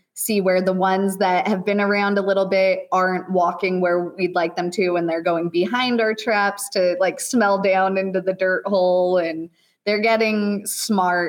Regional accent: Oregon, United States; moved away as an adult; now in Idaho, United States; I grew up in Oregon.

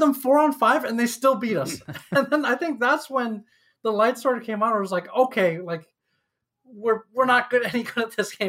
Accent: upstate New York, United States; also born or lived in Shanghai, China; I grew up in upstate New York

